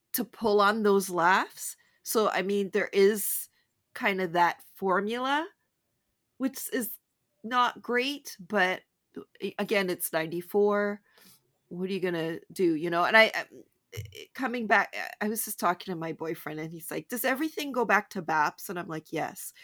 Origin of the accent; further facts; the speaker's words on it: Canada; I'm so Canadian